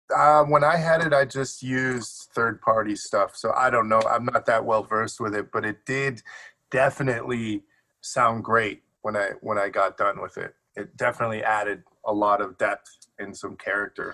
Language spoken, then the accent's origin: English; Detroit, Michigan, United States; also born or lived in Chicago; now in Los Angeles, United States; I grew up between Detroit and Chicago